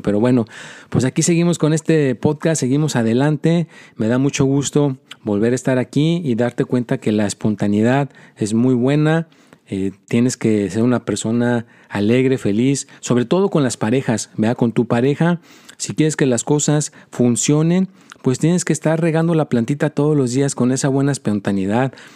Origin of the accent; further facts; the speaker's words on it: Mexico; also born or lived in United States; soy americano y soy mexicano